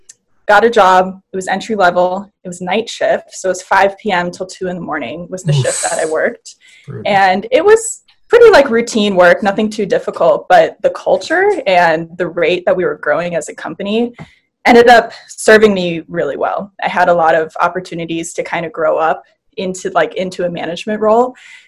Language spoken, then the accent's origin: English; Wisconsin, United States; moved away as an adult; now in Los Angeles, United States; So when I was 19, I moved from Wisconsin to LA. And I did it by myself without knowing anybody.